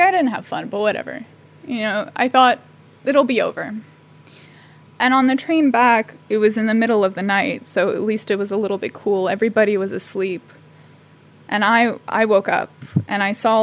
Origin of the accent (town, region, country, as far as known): United States